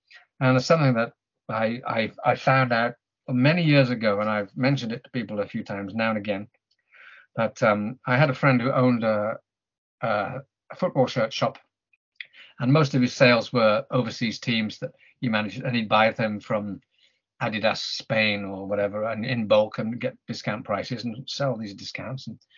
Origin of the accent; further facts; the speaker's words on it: Birmingham, West Midlands, United Kingdom; now in Japan; if I ever go back to England and get to watch Aston Villa or something in my hometown of Birmingham